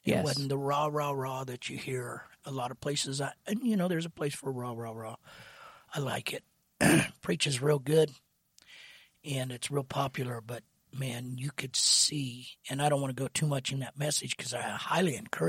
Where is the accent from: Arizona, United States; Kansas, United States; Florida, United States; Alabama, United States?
Kansas, United States; in the old camp meetings and youth camps that I grew up in Kansas